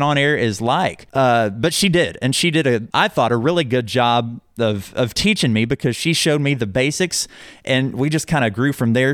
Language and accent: English; Owasso, Oklahoma, United States; also born or lived in Collinsville, Oklahoma / Shawnee, Oklahoma; I'm from here. I grew up in Owasso.